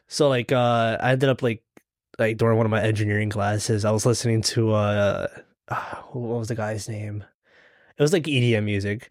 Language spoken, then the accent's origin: English; Lancaster, Pennsylvania, United States; also born or lived in The Bronx, New York; then we lived in Lancaster pretty much, or my, m, like, most of my life.